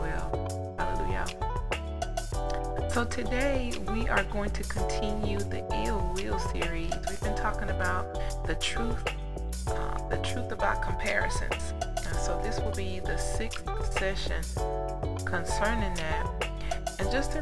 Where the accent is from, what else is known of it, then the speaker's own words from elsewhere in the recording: United States; we in America, we grew up in such a deranged age and dispensation of time